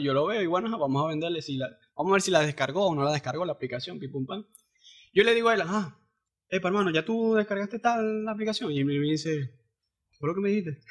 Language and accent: Spanish; Cabimas, Zulia, Venezuela; now in Maracaibo, Venezuela; yo soy de Cabima, yo, el, trabajo me salió aquí y aquí estoy